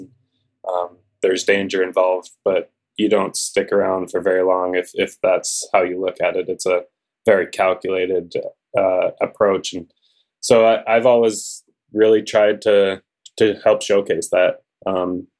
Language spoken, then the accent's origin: English; Calgary, Alberta, Canada; I grew up in Calgary